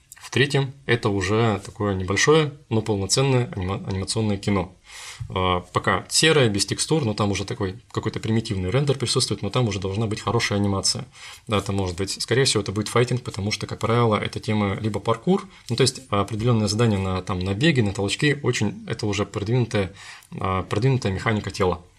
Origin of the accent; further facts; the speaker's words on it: Krasnoyarsk, Krasnoyarsk Krai, Russia; moved away; мой родной город Красноярск